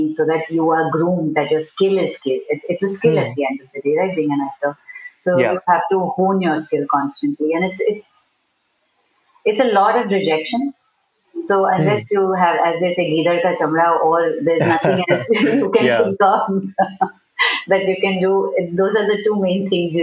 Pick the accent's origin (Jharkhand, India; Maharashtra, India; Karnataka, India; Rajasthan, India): Maharashtra, India; Pune; I grew up in Pune